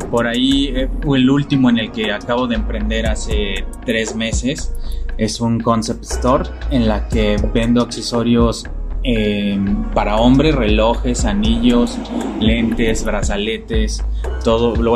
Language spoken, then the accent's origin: Spanish; San Luis Potosí, Mexico; Soy casado, tengo 27 años, soy de San Luis Potosí.